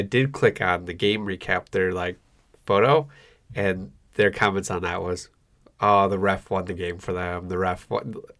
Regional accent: Grand Rapids, Michigan, United States; I'm from Grand Rapids

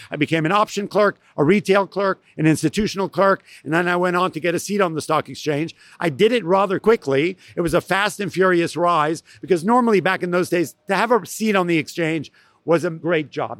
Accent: New York City, New York, United States; also born or lived in Massachusetts; I grew up in New York City

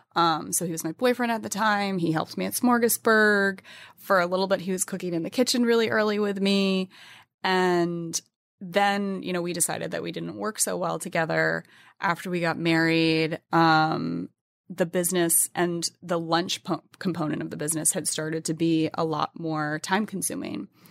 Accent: New England, United States; born or raised there

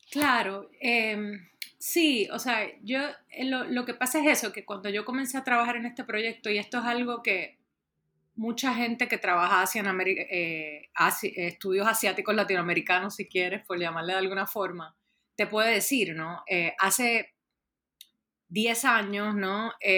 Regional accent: Puerto Rico; moved away; yo soy originalmente de Puerto Rico

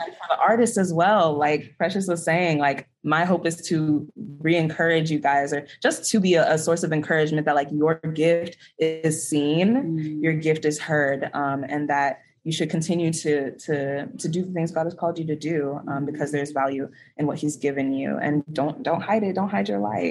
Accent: Houston, Texas, United States; I am from Houston, Texas

